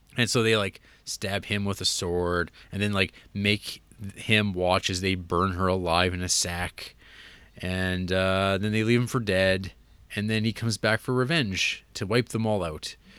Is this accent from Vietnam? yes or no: no; Canada; accent: Canadian; my, uh, Canadian accent